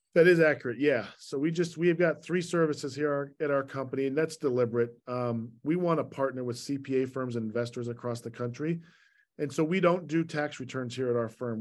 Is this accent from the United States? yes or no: yes; Salt Lake City, Utah, United States; moved away as an adult; also born or lived in Virginia / Long Island, New York; I was born and raised in Salt Lake